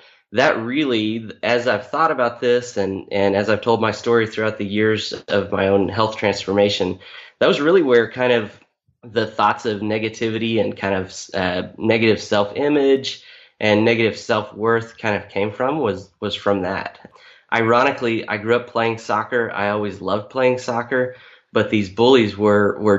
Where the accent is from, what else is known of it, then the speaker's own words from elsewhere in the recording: Topeka, Kansas, United States; moved away as an adult; now in Oklahoma, United States; I grew up mostly in Topeka, Kansas. I'm the son of a preacher. So we moved around a little bit, but second grade through high school was all in Topeka, Kansas